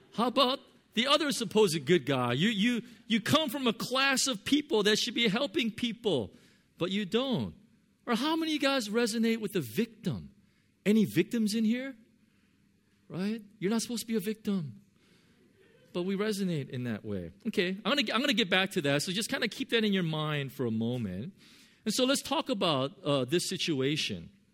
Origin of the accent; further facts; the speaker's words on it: Southern California, United States; now in Hong Kong; I'm from Southern California.